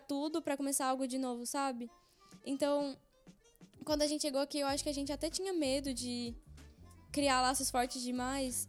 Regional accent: Brazil; now in Belgium; eu sou do Brasil

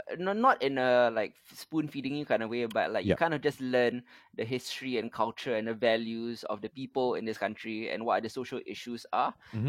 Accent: Singapore; growing up in Singapore

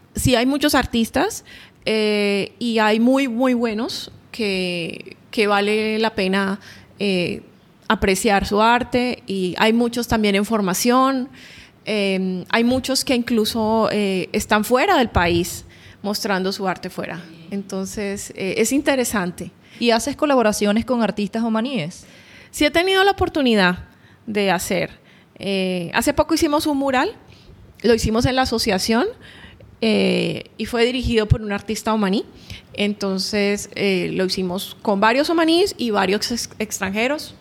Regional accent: Barranquilla, Atlántico, Colombia; now in Oman; colombiana, eh, yo nací en Barranquilla, Colombia

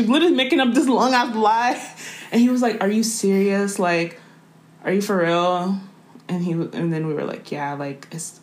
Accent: Washington, District of Columbia, United States; we're from D.C., so we're not from here

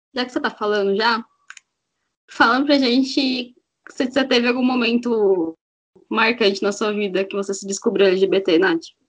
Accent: São Paulo, Brazil; eu tenho 29 anos e sou de São Paulo

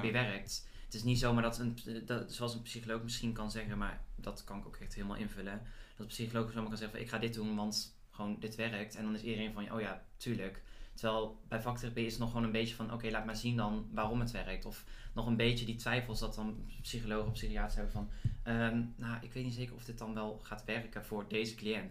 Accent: Boxtel, North Brabant, Netherlands; moved away as an adult; also born or lived in Heerlen; ik weet niet of je het al hoort aan mijn stem, maar ik kom uit Brabant

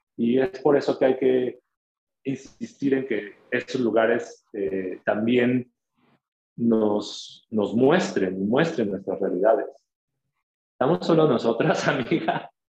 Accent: Tuxtla Gutiérrez, Chiapas, Mexico; las periferias de, Tuxtla, que es de donde, de donde soy.

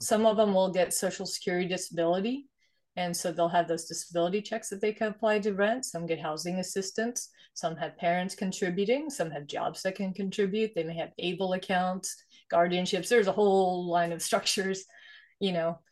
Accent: Sweden; moved away; I was born and raised in Sweden, actually, so I'm immigrant from Sweden

